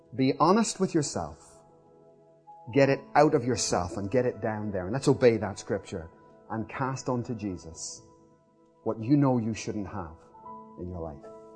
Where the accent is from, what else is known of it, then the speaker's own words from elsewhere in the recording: Belfast, Northern Ireland, United Kingdom; I grew up in Belfast, in the middle of a war zone